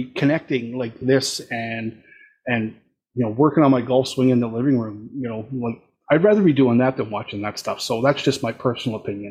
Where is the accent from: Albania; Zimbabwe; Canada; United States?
Canada; As a Canadian